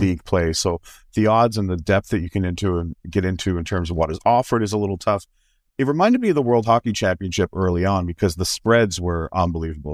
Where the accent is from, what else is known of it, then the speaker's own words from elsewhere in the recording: Canada; as a Canadian